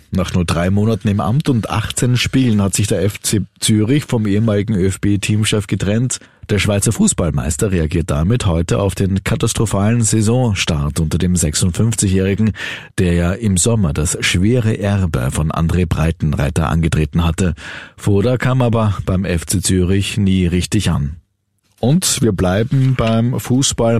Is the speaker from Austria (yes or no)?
yes; Austria; bei uns in Österreich